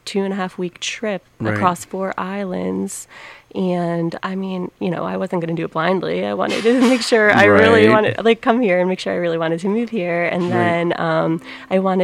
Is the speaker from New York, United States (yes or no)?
no; Jersey Shore, New Jersey, United States; moved away as an adult; also born or lived in Philadelphia; now in Hawaii, United States; I grew up on the Jersey